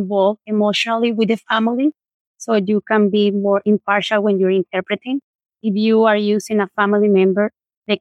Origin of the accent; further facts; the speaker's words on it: Colombia; moved away; I'm from Colombia